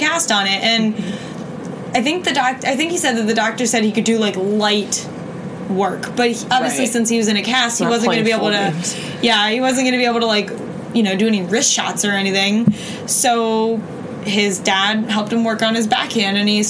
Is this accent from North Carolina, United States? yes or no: yes; Raleigh, North Carolina, United States; I'm from Raleigh, and I came all the way up from Raleigh